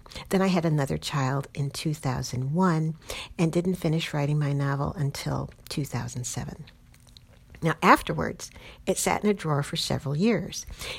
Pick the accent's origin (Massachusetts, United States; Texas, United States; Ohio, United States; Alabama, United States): Ohio, United States; Cincinnati; I was born in Cincinnati, Ohio.